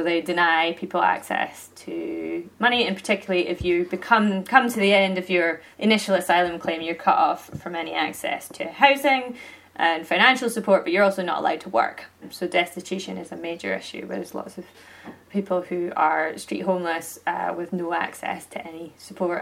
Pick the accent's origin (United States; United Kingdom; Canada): United Kingdom; Aberdeenshire, Scotland; now in Perthshire, United Kingdom; I grew up in Aberdeenshire, so essentially kind of on the other side of the Cairn Grums, and now I live in Perthshire